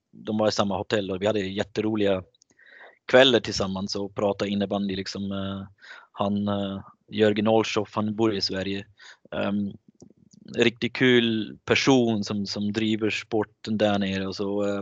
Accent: Switzerland; Nej, jag, jag är ju schweizare, jag bor i Schweiz och jag älskar landet men när det kommer till landslag så är mitt hjärta såklart med Tjeckien nu.

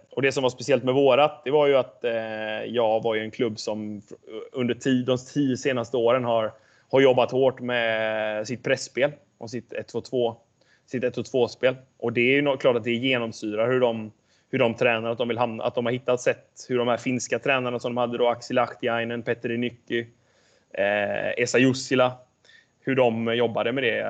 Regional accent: Jonsered, Västra Götaland, Sweden; moved away as an adult; also born or lived in Varberg; Jag är uppvuxen i eh, en by utanför Göteborg som heter Jonsered

